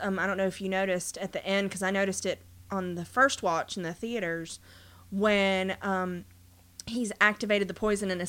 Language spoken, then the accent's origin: English; United States; we're American